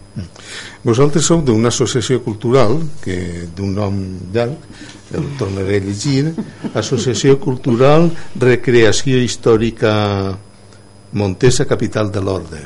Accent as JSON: {"language": "Catalan", "town": "Canals", "region": "Valencian Community", "country": "Spain", "said": "sóc de Canals"}